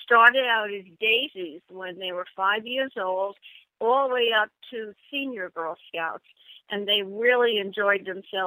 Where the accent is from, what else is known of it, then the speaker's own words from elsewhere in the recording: New York, United States; I'm from New York